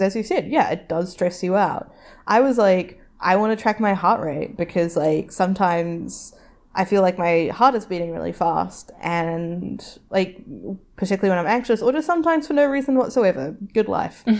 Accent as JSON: {"language": "English", "country": "New Zealand", "tie": "born or raised there", "said": "something you learn growing up in New Zealand"}